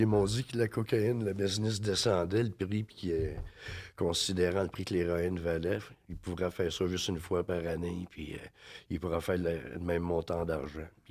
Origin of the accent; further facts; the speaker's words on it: Drummondville, Quebec, Canada; moved away as an adult; also born or lived in Vancouver, Canada; j'ai grandi à Drummondville. Je suis venu au monde à Drummondville